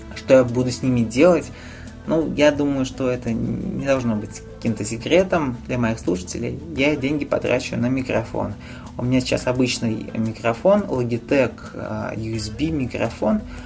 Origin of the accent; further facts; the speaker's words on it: Nizhny Novgorod, Nizhny Novgorod Oblast, Russia; в моем родном городе